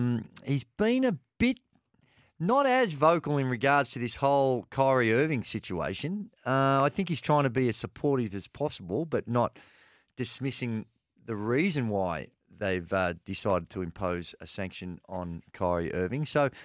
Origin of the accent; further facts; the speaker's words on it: Port Melbourne, Victoria, Australia; Oh, well, I grew up in Port Melbourne and the boys there. If you didn't know rhyming slang, you're cooked.